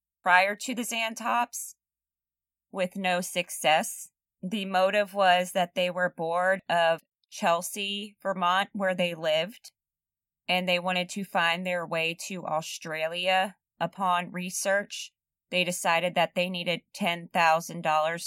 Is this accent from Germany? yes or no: yes; Germany; moved away; They were both originally from Germany. Shout out to my home country.